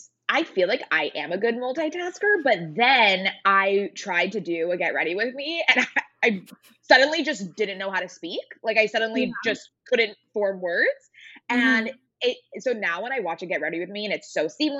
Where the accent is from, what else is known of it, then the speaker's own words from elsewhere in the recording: San Diego, California, United States; now in Los Angeles, United States; I am from San Diego, but I currently live in Los Angeles, so very much a Southern California girly.